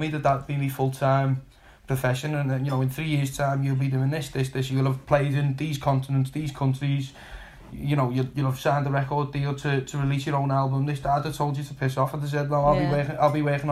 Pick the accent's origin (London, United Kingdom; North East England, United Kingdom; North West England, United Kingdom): North West England, United Kingdom; Liverpool; for most kids growing up in Liverpool, footy was the be-all, end-all for me